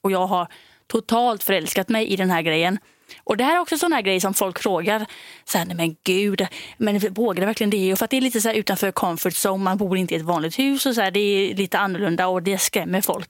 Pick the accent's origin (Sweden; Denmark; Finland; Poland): Denmark; moved away; jag är då från Danmark